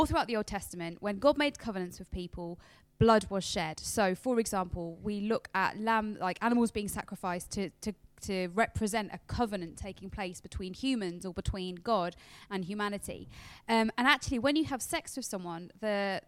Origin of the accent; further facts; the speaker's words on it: United Kingdom; we're British